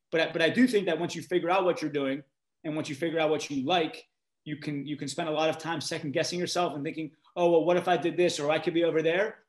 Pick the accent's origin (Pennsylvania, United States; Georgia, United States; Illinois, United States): Pennsylvania, United States; Pittsburgh; I grew up in Pittsburgh